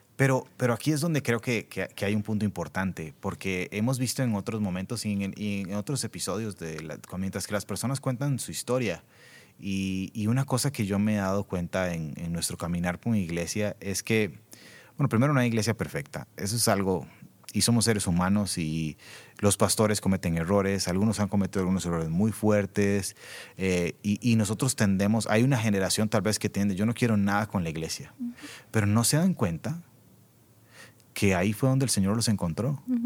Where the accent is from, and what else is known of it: Costa Rica